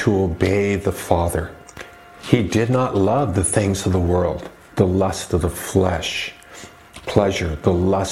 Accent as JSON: {"language": "English", "town": "Los Angeles", "region": "California", "country": "United States", "tie": "born or raised there", "moved": "yes", "said": "I grew up in Southern California near East LA, a Mexican community"}